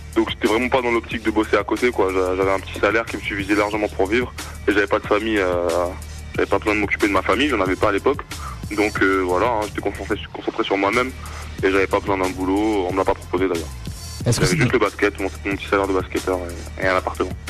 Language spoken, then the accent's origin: French; Toulouse, Occitania, France; moved away; also born or lived in Clermont-Ferrand / Vichy; je suis de Toulouse à la base mhm. et j'ai commencé dans, le club de mon quartier du Mirail